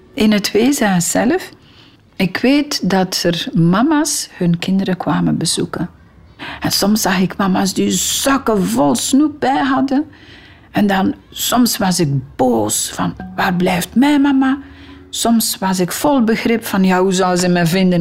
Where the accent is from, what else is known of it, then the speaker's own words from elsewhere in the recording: DR Congo; moved away; Mijn vader woonde dan in die riante villa waar ik geboren ben. En dat lag op een hoogte. En van in de hoogte van zijn villa zag hij beneden op het Kivumeer